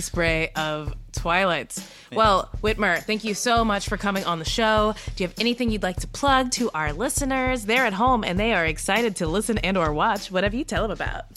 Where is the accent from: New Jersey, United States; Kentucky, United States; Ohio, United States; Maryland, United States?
Kentucky, United States; I am from Kentucky.